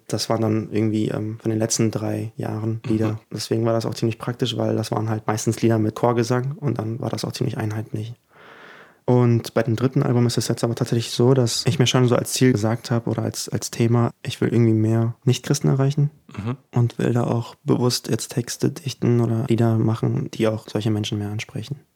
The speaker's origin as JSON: {"language": "German", "country": "Germany", "tie": "born or raised there", "also_born_or_lived": "Ukraine", "first_language": "German", "said": "Und da ja Deutsch auch meine Muttersprache geworden ist, weil ich ja doch die meiste Kindheit hier verbracht habe"}